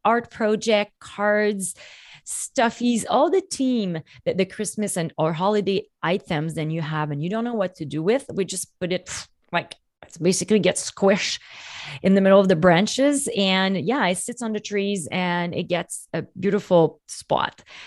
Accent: Canada; I'm French Canadian

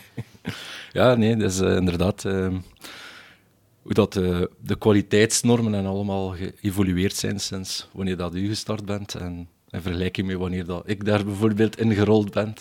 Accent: Belgium; als, als Belgen zijnde

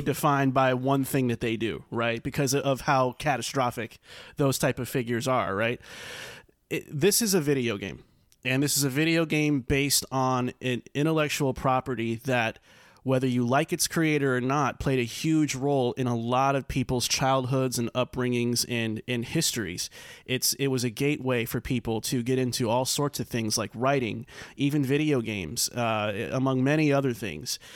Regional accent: New York, United States; moved away; as a New Yorker myself

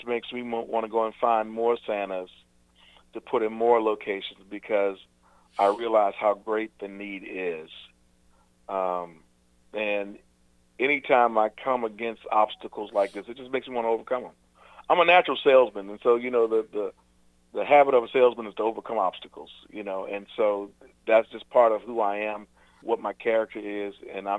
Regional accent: the South, United States; also born or lived in Virginia; now in North Carolina, United States; growing up in the South my entire life.

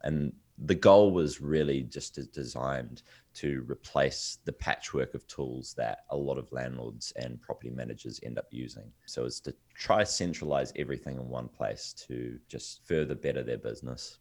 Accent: New Zealand; I'm originally from New Zealand, yes, at the bottom of the world. I'm miles away from, uh, from the U S. Um, but this is where I grew up

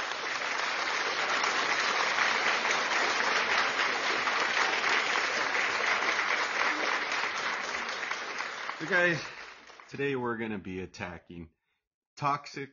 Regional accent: United States; I'm American born

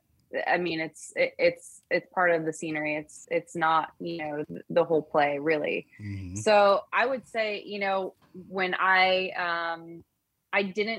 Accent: Colorado, United States; now in California, United States; I am not originally from California, but definitely feel more like a California girl than a Colorado girl, which is where I was born and raised.

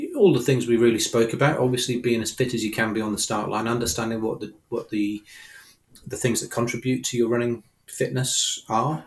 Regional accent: United Kingdom; I'm a Brit

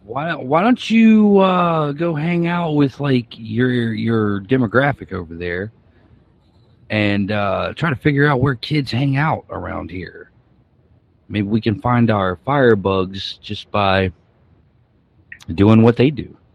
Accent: New York City, New York, United States; I'm from New York City.

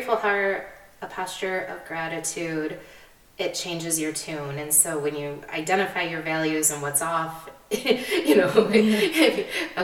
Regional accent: United States; as Americans

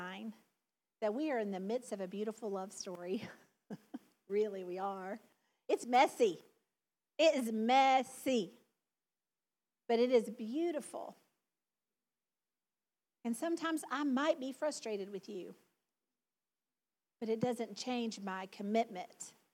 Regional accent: the South, United States; accent: southern; my southern accent

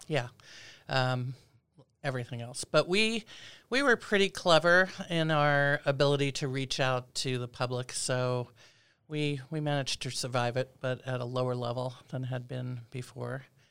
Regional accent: New York City, New York, United States; moved away as an adult; also born or lived in Philadelphia / Berkeley, California; now in Anchorage, United States; I'm originally from Brooklyn, New York

